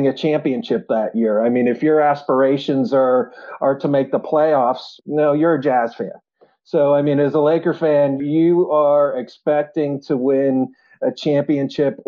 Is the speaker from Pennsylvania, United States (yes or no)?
yes; Pittsburgh, Pennsylvania, United States; I'm born and raised in Pittsburgh, Pennsylvania.